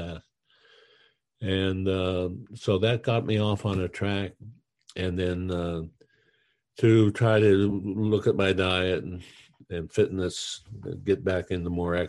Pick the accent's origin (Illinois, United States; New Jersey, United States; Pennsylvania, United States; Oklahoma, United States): Pennsylvania, United States; Western; I was from Western Pennsylvania, where there's some decent ski slopes